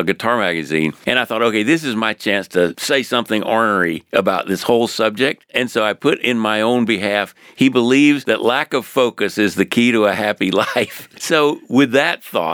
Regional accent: Jacksonville, Florida, United States; I was raised in Jacksonville, Florida.

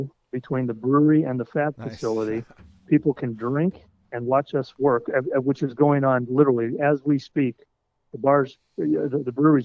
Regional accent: Colorado, United States; moved away as an adult; also born or lived in Detroit, Michigan / Chicago, Illinois; I'm from Colorado originally

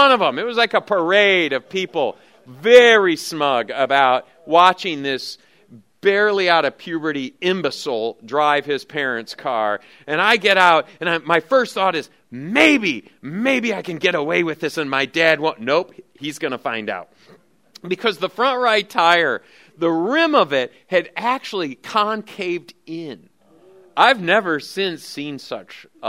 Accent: Lansing, Michigan, United States; now in Oklahoma, United States; I grew up in Lansing, Michigan

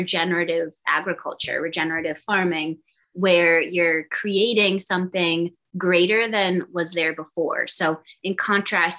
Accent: Boston, Massachusetts, United States; moved away; I'm from the East Coast, I'm from Boston

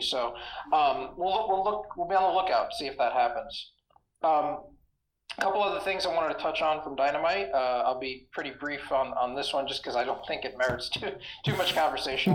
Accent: New York City, New York, United States; coming out of Brooklyn, New York, my hometown

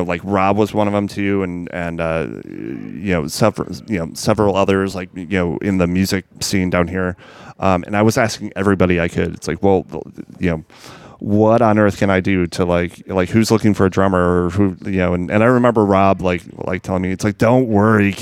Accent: Rockford, Illinois, United States; also born or lived in Chicago / Los Angeles; now in New Orleans, United States; I grew up in Rockford, Illinois.

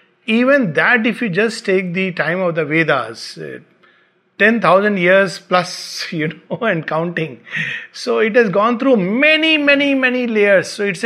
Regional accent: Bihar, India; born there; also born or lived in Uttar Pradesh / Pune; My roots are in UP. I was born in Bihar. I studied in Pune.

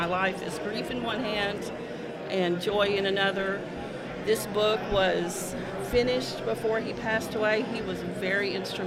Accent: North Little Rock, Arkansas, United States; moved away as an adult; I was born and raised in North Little Rock

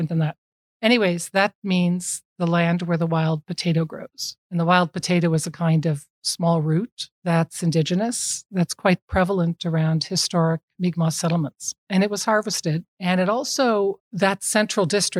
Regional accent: California, United States; moved away as an adult; now in Nova Scotia, Canada; I'm from California

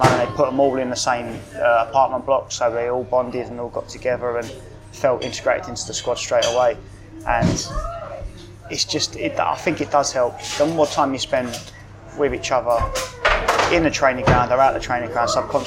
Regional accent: London, United Kingdom; I've born and bred in London. I was born in Greenwich.

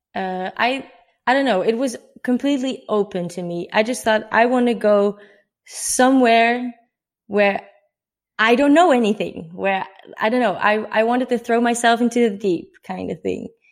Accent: Netherlands; moved away as an adult; I'm from the Netherlands. Uh, I'm 24 years old

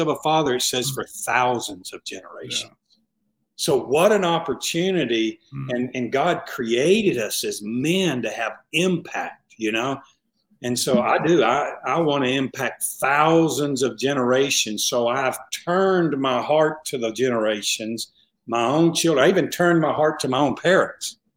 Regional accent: the South, United States; I'm from the South.

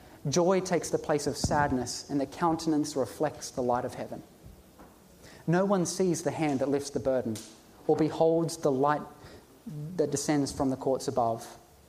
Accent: Ipswich, East of England, United Kingdom; Jesus came from Nazareth. I come from Ipswich. We all come from environments that are not ideal

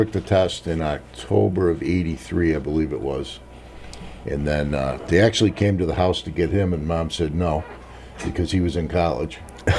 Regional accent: Pittsfield, Massachusetts, United States; also born or lived in Kentucky; I was born in Pittsfield many years ago at Hillcrest Hospital, which doesn't even deliver babies anymore. And I lived here most of my life, a little bit of time in Kentucky. And then the family relocated back to Pittsfield.

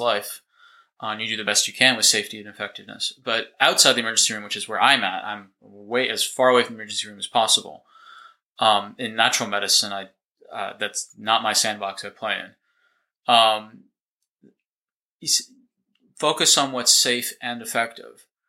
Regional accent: Boston, Massachusetts, United States; moved away as an adult; also born or lived in Northern California / Dallas, Texas; now in New Zealand; originally, I'm from the States. I grew up in outside Boston, Massachusetts

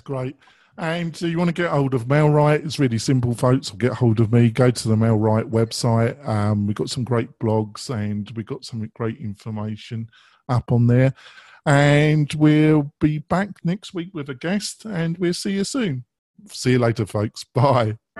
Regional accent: England, United Kingdom; I'm English

